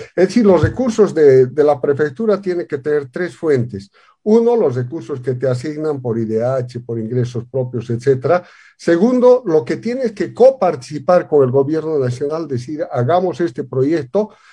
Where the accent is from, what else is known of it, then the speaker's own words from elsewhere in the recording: La Paz, Bolivia; soy de La Paz, vengo, mis antepasados vienen de Carabuco